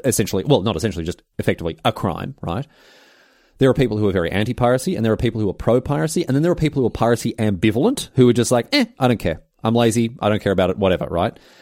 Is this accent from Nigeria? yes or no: no; Australia; in Australia we call 'em garage sales